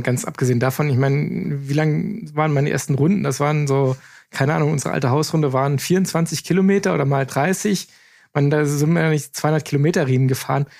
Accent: Eifel, Germany; ist ja bei uns in der Eifel in der Nachbarschaft

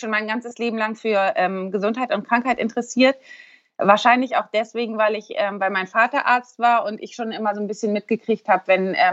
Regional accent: Eutin, Schleswig-Holstein, Germany; ich bin ähm, 34 Jahre alt, ich komme aus Eutin, das ist zwischen Lübeck und Kiel, ganz im Norden.

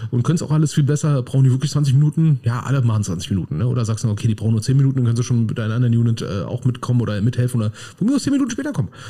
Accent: Berlin, Germany; Berlin, als Berliner würde ich ja auch mal sagen, ne, es, ist schon Lob, wenn man mich einfach in Ruhe lässt.

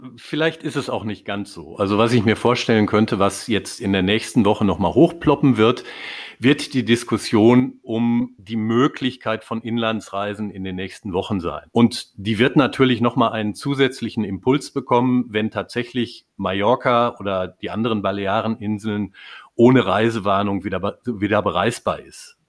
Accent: North Rhine-Westphalia, Germany; als Westfale

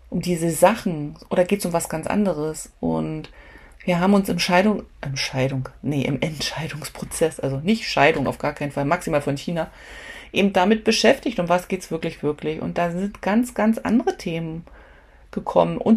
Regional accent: Germany; weil ich bin ja Deutsche und das ist ja mein Herkunftsland

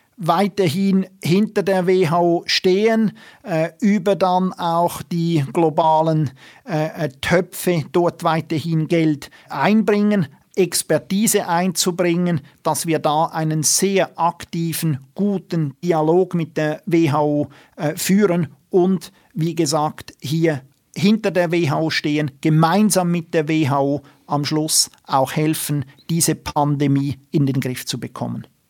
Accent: Switzerland; bei uns in der Schweiz

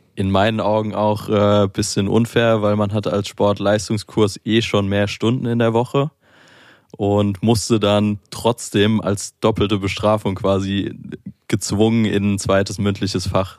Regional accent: Mainz, Rhineland-Palatinate, Germany; moved away as an adult; now in Berlin, Germany; ich komme aus Mainz, ist ja eher ein bisschen ruhiger im Vergleich jetzt zu Berlin

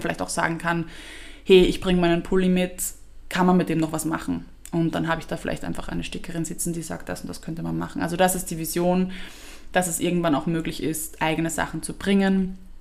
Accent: Vienna, Austria; für mich war trotzdem die Wiener Sprache als Wiener Kind so obvious

